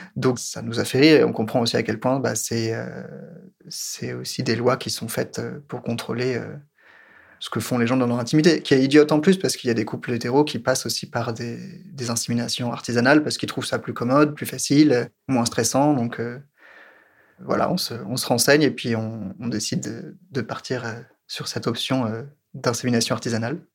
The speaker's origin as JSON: {"language": "French", "country": "France", "said": "je suis français"}